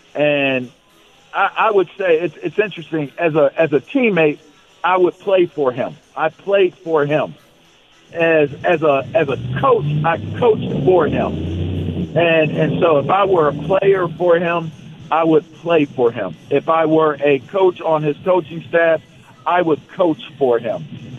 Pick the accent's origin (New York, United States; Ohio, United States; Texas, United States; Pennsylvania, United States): Pennsylvania, United States; Pittsburgh; I'm from Pittsburgh, but he's from LA.